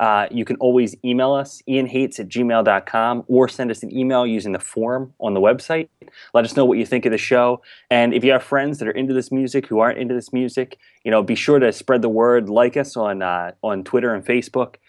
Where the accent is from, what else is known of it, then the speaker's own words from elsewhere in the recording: Mullica Hill, New Jersey, United States; I grew up in, in South Jersey, Mullica Hill area